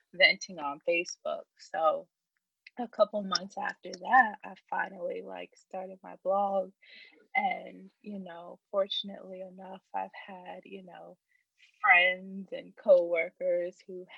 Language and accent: English; Richmond, Virginia, United States; I'm from Richmond, Virginia, born and raised.